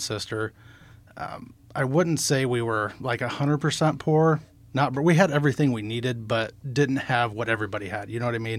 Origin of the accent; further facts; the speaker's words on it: Nehawka, Nebraska, United States; we actually grew up outside of Nahaka